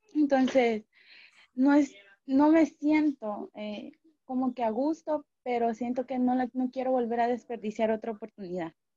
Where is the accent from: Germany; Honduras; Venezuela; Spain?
Honduras; me quedé en Honduras, en mi país